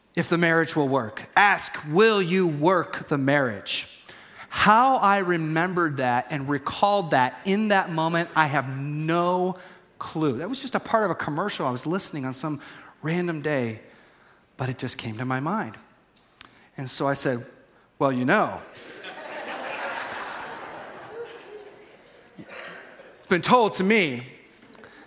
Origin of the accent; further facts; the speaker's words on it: United States; I'm American too